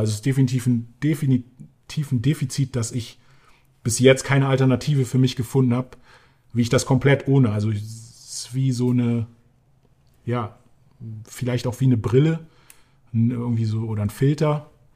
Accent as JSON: {"language": "German", "region": "Berlin", "country": "Germany", "tie": "born or raised there", "said": "Berlin, ja, das ist die Stadt, in der ich aufgewachsen bin"}